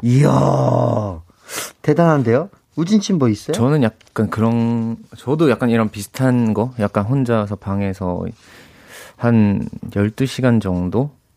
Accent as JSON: {"language": "Korean", "region": "Busan", "country": "South Korea", "said": "말도 제가 부산 사람인데 네. 약간 살짝 거친 느낌도 있어서"}